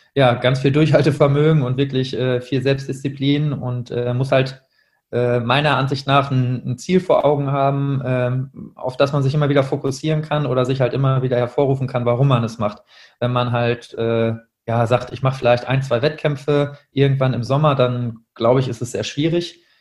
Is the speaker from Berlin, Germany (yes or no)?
no; Münster, North Rhine-Westphalia, Germany; moved away as an adult; now in Duisburg, Germany; ich komme ursprünglich aus Münster, äh, bin dort aufgewachsen bis zum Abitur